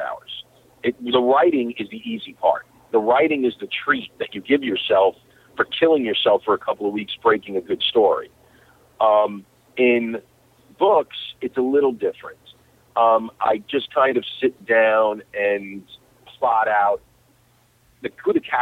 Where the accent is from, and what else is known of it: New York, United States; born or raised there; moved away